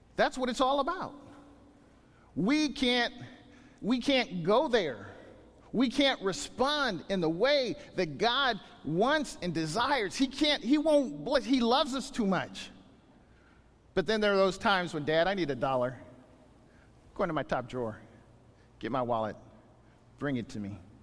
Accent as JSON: {"language": "English", "town": "Bakersfield", "region": "California", "country": "United States", "said": "I'm from Bakersfield"}